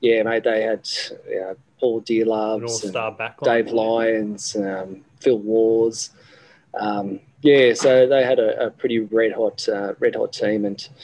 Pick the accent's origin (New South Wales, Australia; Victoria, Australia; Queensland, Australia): New South Wales, Australia; Sydney; I grew up in Sydney.